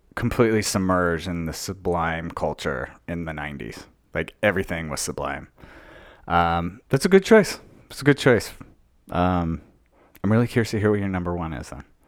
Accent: Logan, Utah, United States; moved away as an adult; also born or lived in Long Beach, California; growing up in Logan, Utah

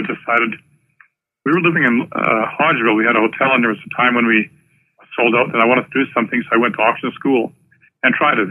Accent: Lestock, Saskatchewan, Canada; I was born in Lestock, which is the next town to us.

